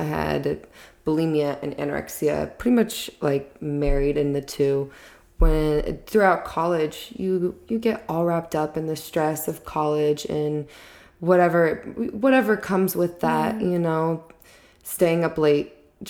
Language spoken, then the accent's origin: English; Texas, United States; also born or lived in Florida; I grew up in Texas / Florida. I got into acting early on.